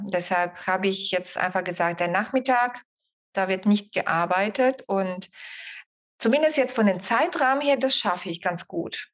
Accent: Bulgaria; now in Germany; Ich bin ja Bulgarin, deshalb kann ich das so sagen und lebe seit 30 Jahren hier

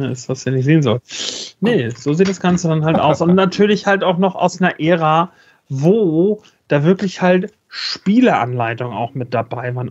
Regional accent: Northern Germany, Germany

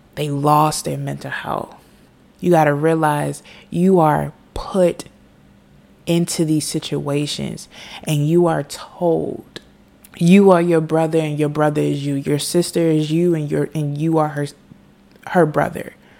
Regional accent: United States; I am an American. I live in the United States of America

